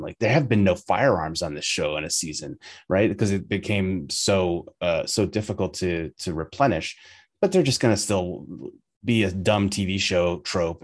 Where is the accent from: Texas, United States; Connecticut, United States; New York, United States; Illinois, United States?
New York, United States; as a New Yorker